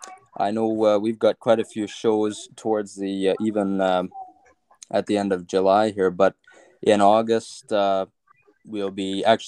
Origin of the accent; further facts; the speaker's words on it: Big River, Saskatchewan, Canada; Well, I guess I was born in Saskatoon in Saskatchewan. Nice. And I lived on a farm near Big River. Actually, it was a ranch.